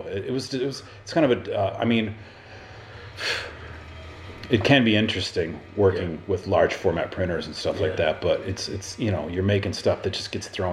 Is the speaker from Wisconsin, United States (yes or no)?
no; Minneapolis, Minnesota, United States; moved away as an adult; now in Chicago, United States; I was born and raised in Minneapolis, and then spent my sort of teenage years in a suburb just south of Minneapolis